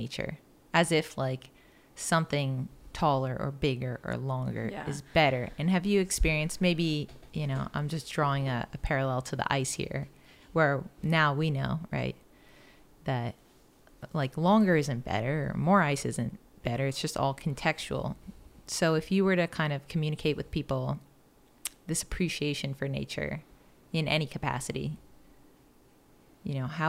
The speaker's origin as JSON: {"language": "English", "town": "Marietta", "region": "Georgia", "country": "United States", "tie": "born or raised there", "moved": "yes", "said": "I was born in Marietta."}